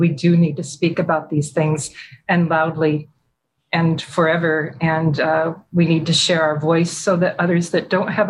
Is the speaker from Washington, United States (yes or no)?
yes; Washington, United States; also born or lived in Michigan; My childhood, I was born in Michigan. My father was a captain in the Air Force. And then I spent a lot of my childhood and young adult life near McCord Air Force Base in Washington. We moved there when I was 3 years old.